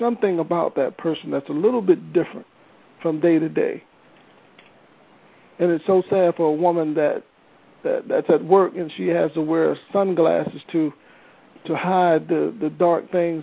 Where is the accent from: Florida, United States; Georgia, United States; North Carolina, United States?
Georgia, United States; moved away; I grew up in Georgia